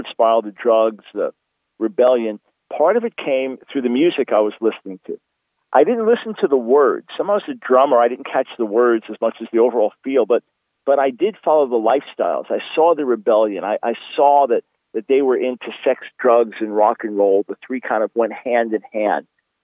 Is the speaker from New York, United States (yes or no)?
yes; Long Island, New York, United States; I was born in New York City in 1955, and we moved to Long Island, so the suburbs of New York City, when I was about 7 years old